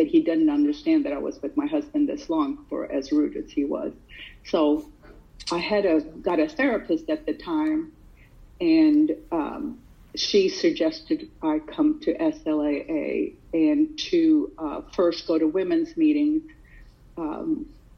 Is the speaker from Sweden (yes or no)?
yes; Sweden; now in United States; I did not grow up here in the United States. I grew up in Sweden